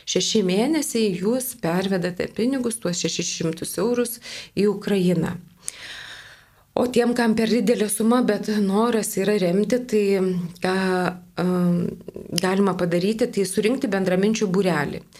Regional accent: Lithuania; esame mes lietuviai

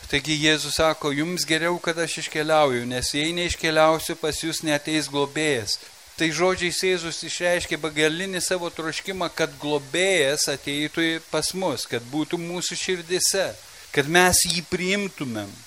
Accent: Lithuania; mes lietuviai

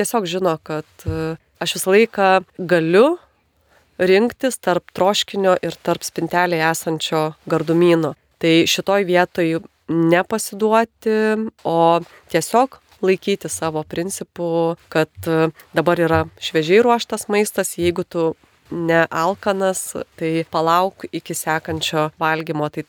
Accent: Lithuania

